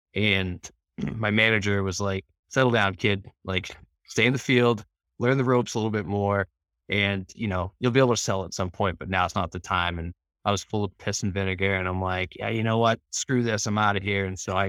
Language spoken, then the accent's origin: English; Norwood, Massachusetts, United States; I grew up actually not far from Boston in Norwood, in a lower, not quite middle class family